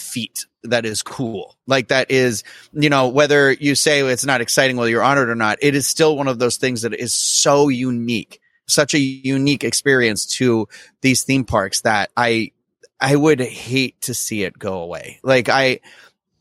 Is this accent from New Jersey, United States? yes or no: no; Carver, Massachusetts, United States; I grew up in Carver, Massachusetts